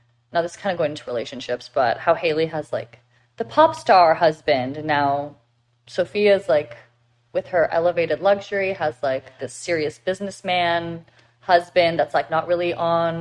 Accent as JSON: {"language": "English", "country": "Canada", "moved": "yes", "lives_now": "United States", "said": "I'm Canadian"}